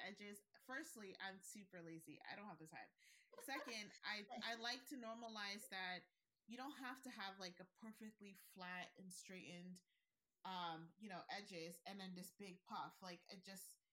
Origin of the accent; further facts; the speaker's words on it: Nigeria; I'm Nigerian